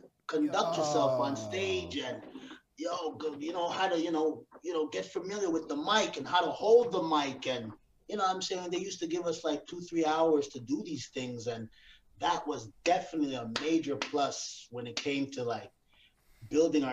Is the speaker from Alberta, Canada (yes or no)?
no; Montreal, Quebec, Canada; I grew up in Park X. That's where I grew up. Originally, I'm from Park X